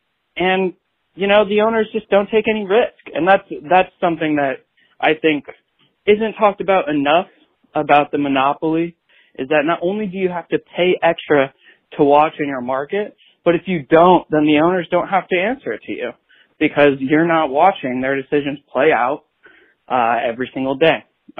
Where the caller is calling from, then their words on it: Columbus, Ohio, United States; Hey, y'all. … I'm calling from Columbus, Ohio.